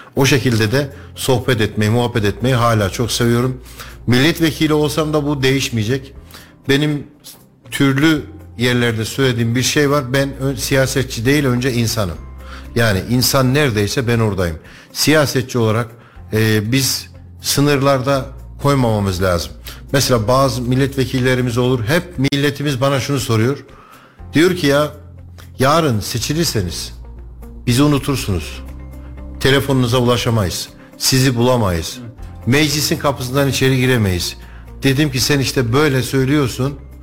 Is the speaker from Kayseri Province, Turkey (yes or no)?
yes; Kayseri, Kayseri Province, Turkey; 45 yıldır ben bu topraklarda büyüdüm. Bu toprakların sokaklarında büyüdüm.